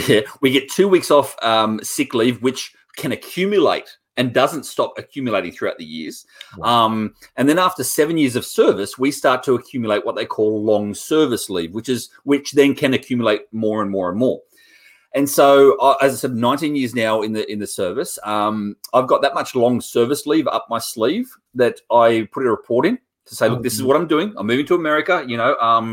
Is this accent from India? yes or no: no; Australia; moved away as an adult; also born or lived in New South Wales; now in United States; I'm from Australia